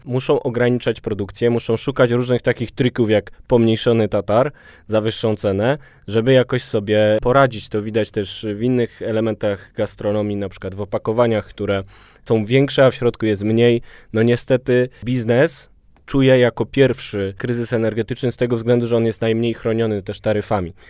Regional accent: Kraków, Lesser Poland, Poland; now in Warsaw, Poland; na polu, jestem z Krakowa i z dumą mówię na polu

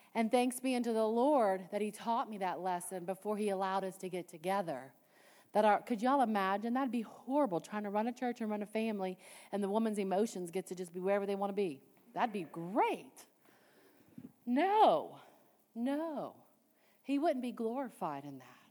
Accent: Cajun, Louisiana, United States; I'm Cajun

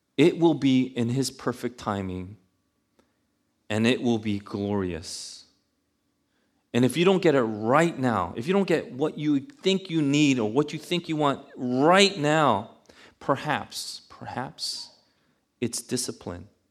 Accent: New York City, New York, United States; also born or lived in Buffalo; I'm from Queens

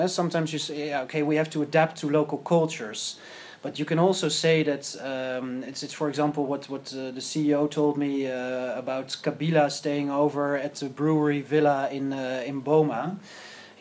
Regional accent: Amsterdam, North Holland, Netherlands; I'm from Amsterdam

